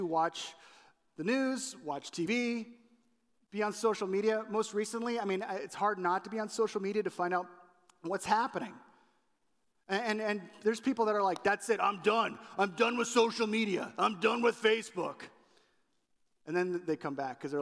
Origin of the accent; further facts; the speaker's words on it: California, United States; moved away as an adult; now in Chicago, United States; When I was growing up in California